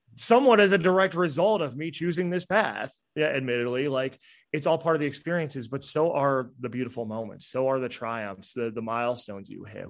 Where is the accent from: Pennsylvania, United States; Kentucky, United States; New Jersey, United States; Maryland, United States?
New Jersey, United States; moved away; I'm from New Jersey. we curse up there